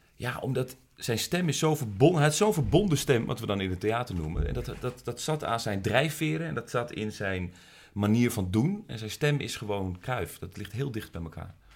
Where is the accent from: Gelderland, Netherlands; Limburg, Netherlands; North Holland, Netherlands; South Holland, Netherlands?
North Holland, Netherlands; Amsterdam; Dus ik kom uit Amsterdam